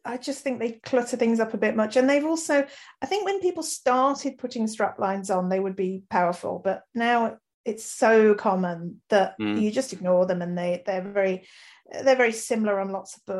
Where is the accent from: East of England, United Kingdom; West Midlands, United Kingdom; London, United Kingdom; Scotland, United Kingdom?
West Midlands, United Kingdom; Birmingham; accent: mild Brummie; writing about my home city was great. I'm proud Brummie and really attached to the place.